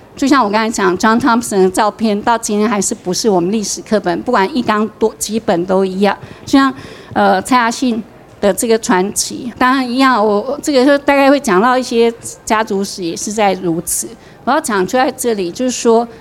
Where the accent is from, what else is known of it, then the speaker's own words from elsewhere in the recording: Taichung, Taiwan; 我台中人